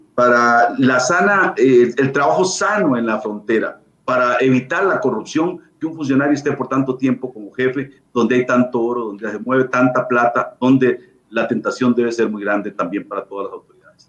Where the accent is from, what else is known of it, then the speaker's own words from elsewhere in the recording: Costa Rica; como costarricenses